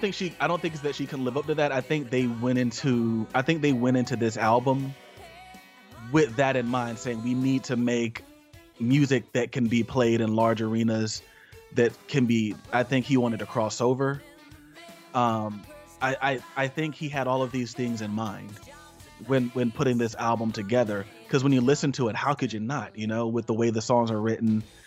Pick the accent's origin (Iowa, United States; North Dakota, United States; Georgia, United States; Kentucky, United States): Georgia, United States; We are from Georgia.